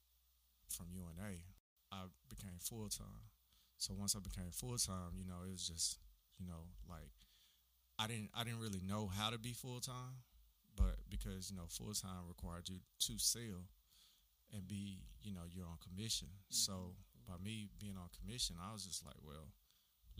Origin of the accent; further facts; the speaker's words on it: Huntsville, Alabama, United States; I'm a native of Huntsville